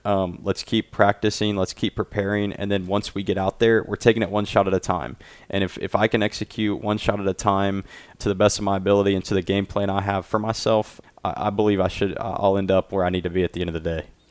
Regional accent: Dayton, Ohio, United States; I'm from Dayton, Ohio

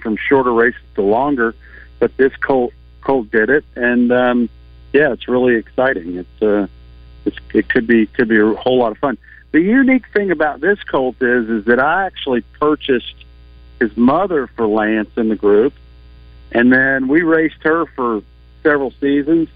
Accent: Fort Smith, Arkansas, United States; I was born in Fort Chaffee, which is, I guess, now Fort Smith

